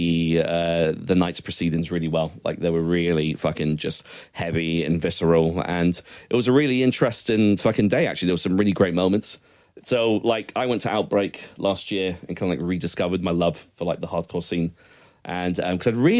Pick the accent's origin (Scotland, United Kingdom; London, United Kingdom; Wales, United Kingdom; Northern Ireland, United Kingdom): Scotland, United Kingdom; I'm Scottish